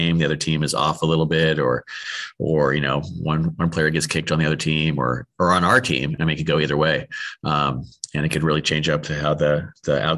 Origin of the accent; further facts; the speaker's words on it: Southern California, United States; also born or lived in El Segundo, California; now in Texas, United States; I'm born and raised in Southern California